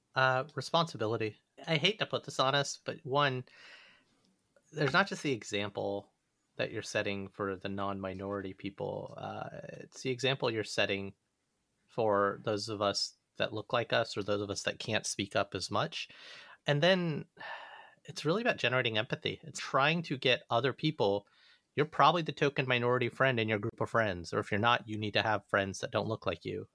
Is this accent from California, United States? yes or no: no; Alabama, United States; moved away; growing up in the South